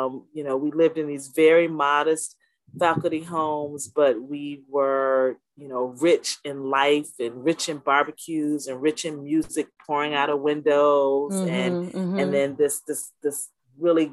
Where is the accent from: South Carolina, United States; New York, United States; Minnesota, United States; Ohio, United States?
South Carolina, United States; Orangeburg; I grew up in a small town in South Carolina, Orangeburg, South Carolina.